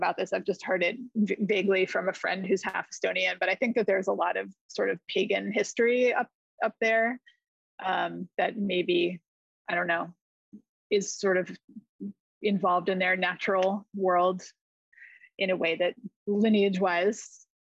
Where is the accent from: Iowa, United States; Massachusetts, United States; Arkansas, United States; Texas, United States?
Massachusetts, United States; moved away as an adult; also born or lived in New York / Richmond, Virginia; now in Rhode Island, United States; I'm in Rhode Island now. I grew up in Massachusetts